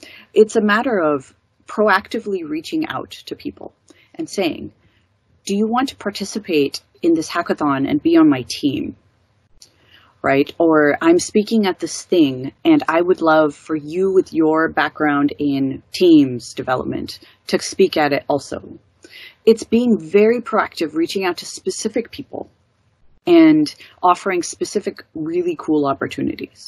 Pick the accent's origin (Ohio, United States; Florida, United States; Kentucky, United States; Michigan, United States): Michigan, United States; Detroit; I grew up in Detroit, Michigan in the U.S., which is predominantly Black